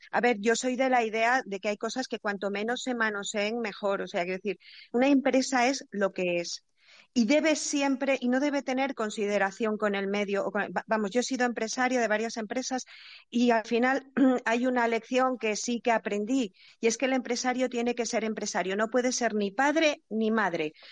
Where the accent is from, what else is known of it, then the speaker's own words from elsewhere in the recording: Asturias, Spain; now in Valencia, Spain; desde Valencia, aunque soy asturiana y he vivido en varios sitios.